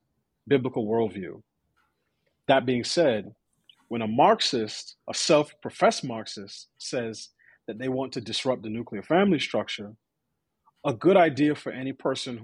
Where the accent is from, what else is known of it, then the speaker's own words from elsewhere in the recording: New York, United States; I grew up in New York, I went to, you know, five different schools between K through 12